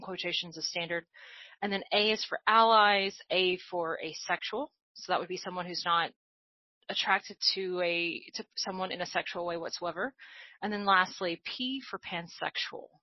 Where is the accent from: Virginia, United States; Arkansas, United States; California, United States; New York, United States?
Arkansas, United States; moved away as an adult; also born or lived in New Orleans, United States; now in Atlanta, United States; I, I grew up in Arkansas, and so I uh, really lived most of my life in Arkansas until um, I relocated to New Orleans for a large part part, part of my 20s